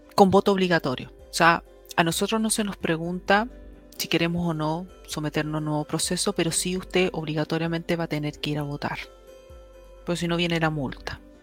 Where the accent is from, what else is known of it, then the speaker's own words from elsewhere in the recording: Chile; las herramientas que nosotros tenemos como chilenos